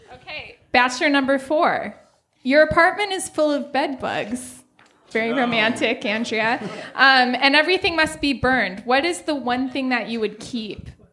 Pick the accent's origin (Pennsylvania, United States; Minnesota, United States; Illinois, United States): Minnesota, United States; I'm from Minnesota and I love my home state.